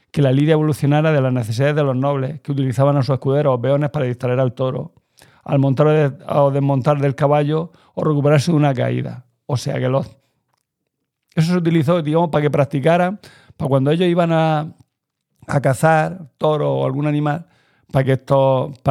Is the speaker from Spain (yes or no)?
yes; Spain; Yo es que soy indigenista, pero español. Soy Ibero.